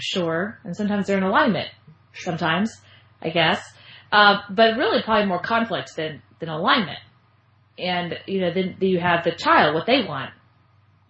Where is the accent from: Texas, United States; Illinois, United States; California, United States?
Texas, United States; Austin; Austin, kind of coming back home. I'm from Austin, Texas. I live in Austin.